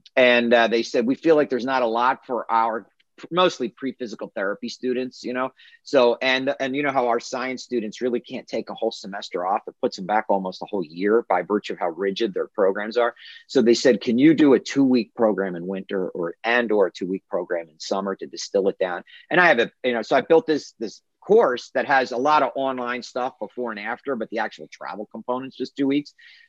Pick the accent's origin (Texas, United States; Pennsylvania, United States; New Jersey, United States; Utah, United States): Pennsylvania, United States; Philadelphia; moved away; No, I am originally from Northeast Philadelphia.